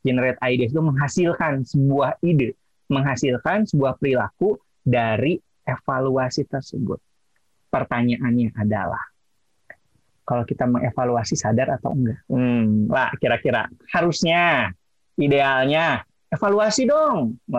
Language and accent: Indonesian; West Java, Indonesia; accent: Sundanese English; saya orang Sunda